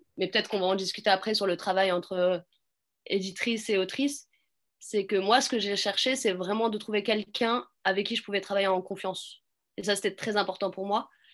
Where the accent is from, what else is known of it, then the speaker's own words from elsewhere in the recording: Clichy-sous-Bois, Île-de-France, France; J'ai grandi à Clichy-sous-Bois.